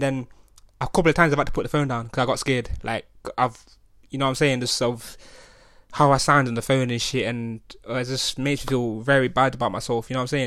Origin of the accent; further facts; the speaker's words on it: Nottingham, East Midlands, United Kingdom; growing up in Nottingham